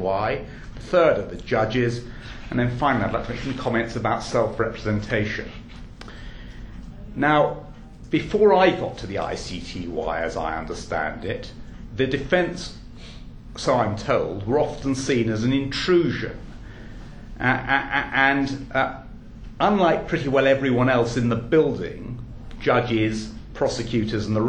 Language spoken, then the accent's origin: English; England, United Kingdom; I do happen to be English